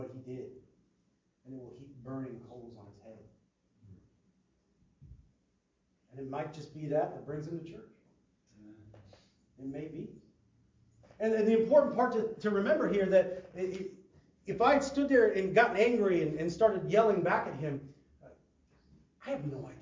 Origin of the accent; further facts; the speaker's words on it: Midwest, United States; now in California, United States; I grew up in the Midwest.